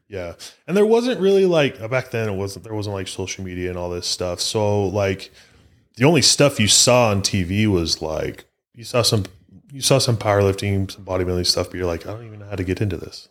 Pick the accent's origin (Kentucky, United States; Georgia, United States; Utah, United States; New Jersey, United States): Utah, United States; I'm from Utah